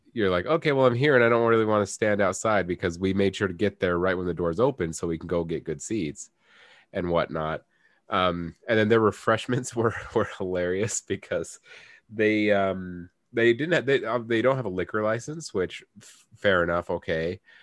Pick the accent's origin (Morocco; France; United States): United States; I'm an American.